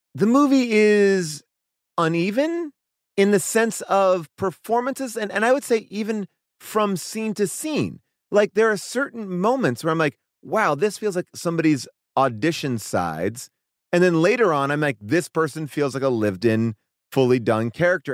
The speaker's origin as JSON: {"language": "English", "region": "New York", "country": "United States", "tie": "born or raised there", "said": "I grew up in New York"}